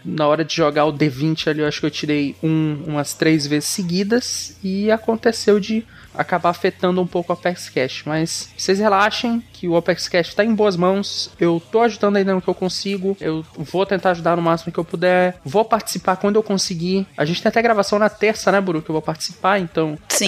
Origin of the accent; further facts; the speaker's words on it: Palmas, Tocantins, Brazil; eu sou de Palmas, Tocantins